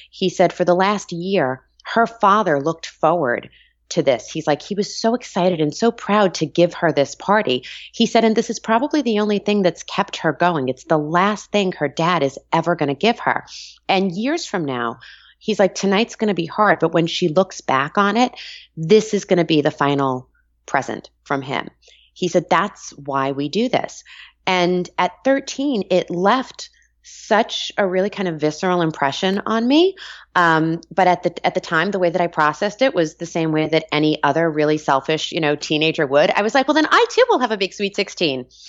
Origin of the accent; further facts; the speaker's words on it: Long Island, New York, United States; moved away; So I'm Italian, I'm from Long Island, back east.